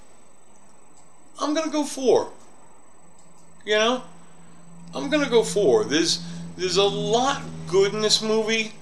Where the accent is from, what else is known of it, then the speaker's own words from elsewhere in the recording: New York, United States; now in Colorado Springs, United States; I'm kind of a city snob. I come from New York. I'm in Colorado Springs now